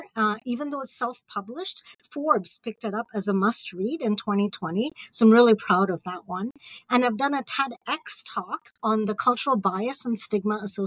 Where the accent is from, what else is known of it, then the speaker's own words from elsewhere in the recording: Mumbai, Maharashtra, India; moved away as an adult; also born or lived in Ohio, United States / Peoria, Illinois / United Kingdom; now in Columbus, Indiana, United States; I grew up in Bombay.